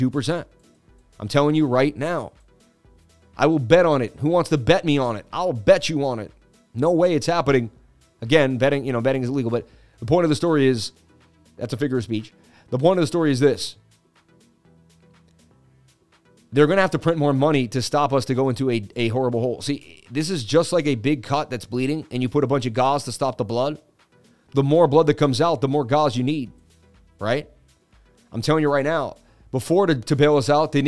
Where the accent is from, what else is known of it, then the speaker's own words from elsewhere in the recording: Boston, Massachusetts, United States; moved away; I'm Irish and I grew up in Boston